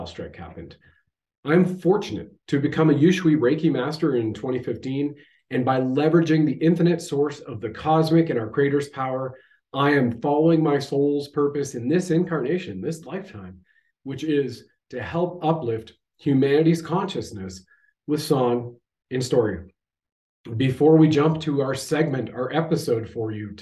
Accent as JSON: {"language": "English", "country": "Canada"}